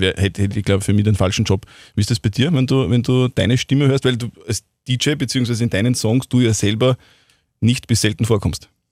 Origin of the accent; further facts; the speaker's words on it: Wels, Upper Austria, Austria; bei uns in Wels am Faustballplatz